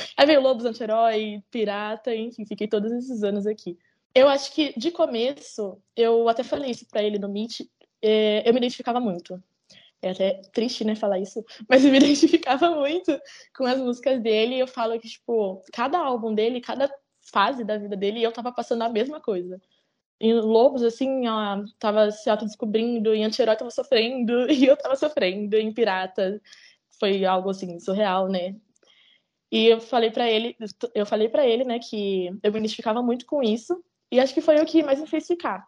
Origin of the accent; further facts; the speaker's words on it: Campinas, São Paulo, Brazil; Eu sou do interior, né? Eu sou de Campinas.